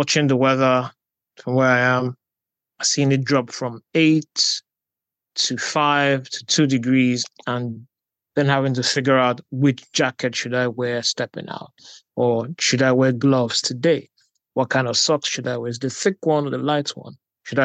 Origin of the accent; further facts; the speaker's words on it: Nigeria; moved away as an adult; also born or lived in Delta State, Nigeria / Lagos, Nigeria; now in United Kingdom; I'm Nigerian and I'm a lawyer, writer, journalist, communications executive, and film critic.